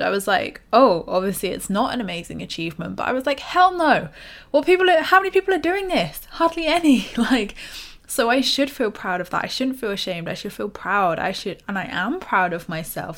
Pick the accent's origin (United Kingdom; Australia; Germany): United Kingdom; us British people